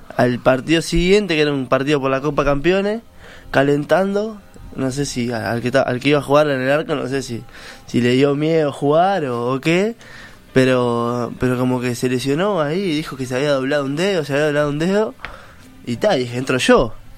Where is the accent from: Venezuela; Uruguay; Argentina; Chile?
Uruguay; Colón, Montevideo; Soy de Colón toda la vida, ahí, a dos, tres cuadras del Olimpia